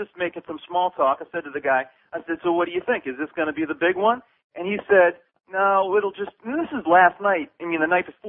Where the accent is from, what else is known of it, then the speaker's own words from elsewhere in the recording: Maryland, United States; moved away as an adult; also born or lived in South Beach, Miami; now in Miami, United States; I live in South Beach. I've been here for about a year. I'm from Maryland.